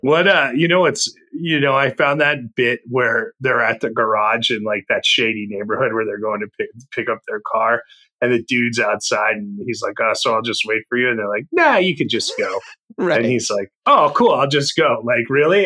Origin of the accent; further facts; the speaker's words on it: Northeast, United States; I grew up in the Northeast